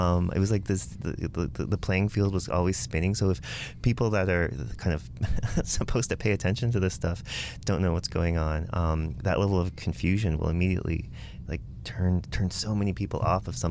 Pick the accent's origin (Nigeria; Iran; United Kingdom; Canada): Canada; Windsor, Ontario; moved away as an adult; now in Toronto, Canada; I did two poli-sci degrees in Windsor, my hometown